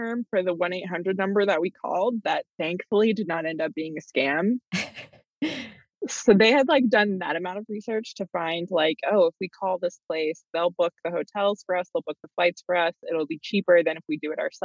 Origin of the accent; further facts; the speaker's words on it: Tennessee, United States; moved away as an adult; coming from the South, I grew up in Tennessee